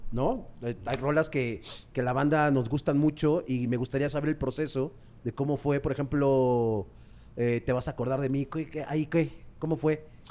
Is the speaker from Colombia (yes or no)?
no; Mexico; nosotros como mexicanos tenemos como un inglés muy básico